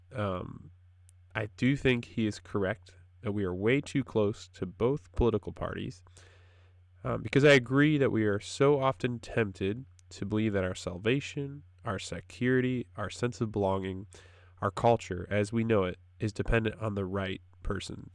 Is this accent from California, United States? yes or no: no; Wisconsin, United States; moved away as an adult; also born or lived in Wheaton, Illinois / North Carolina; I'm from Wisconsin, uh, up, dear, up in the north